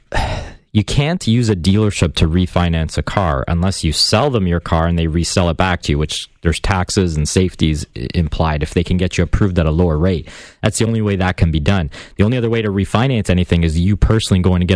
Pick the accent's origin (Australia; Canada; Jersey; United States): Canada; Hamilton, Ontario; Hamilton, my hometown